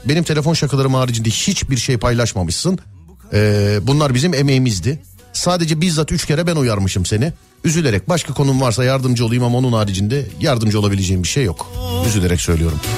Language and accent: Turkish; Istanbul, Turkey; Ben o mahalleliyim, doğma büyüme.